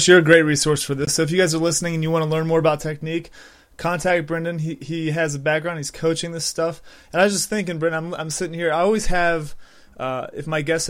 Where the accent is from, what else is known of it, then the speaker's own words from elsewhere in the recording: United States; I'm from the United States, and I've never heard of a couple of these.